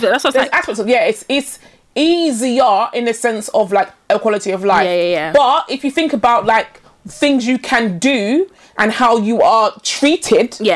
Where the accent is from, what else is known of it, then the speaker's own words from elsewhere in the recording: Nigeria; moved away; I, am born in I'm born and raised in Nigeria. No one is black.